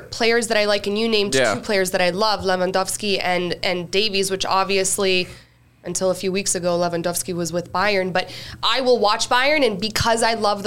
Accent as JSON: {"language": "English", "country": "Canada", "said": "I'm Canadian."}